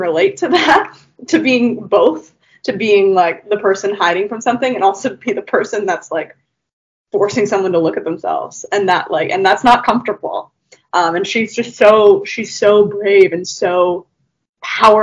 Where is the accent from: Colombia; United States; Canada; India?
Canada; I'm from Canada